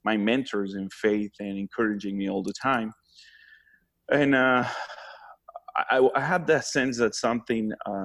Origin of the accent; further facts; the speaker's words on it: Honduras; moved away as an adult; now in Bakersfield, United States; I am from Honduras